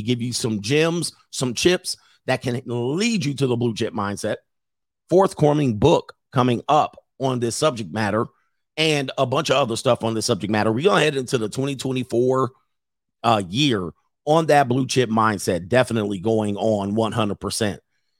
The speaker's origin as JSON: {"language": "English", "region": "Midwest", "country": "United States", "tie": "born or raised there", "said": "And then when I was growing up in the Midwest, I was in poor areas."}